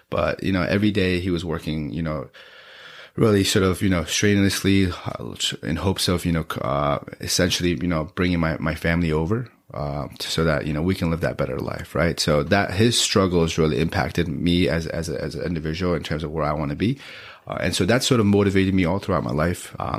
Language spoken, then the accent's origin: English; Gangtok, Sikkim, India; born there; I was born in Gyeongtok, Sikkim. Life there was quite different from what it is now.